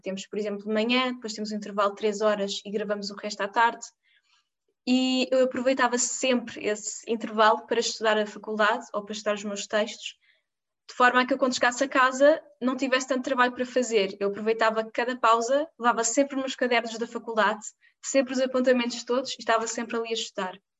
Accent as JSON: {"language": "Portuguese", "country": "Portugal", "said": "a minha cidade de onde eu venho"}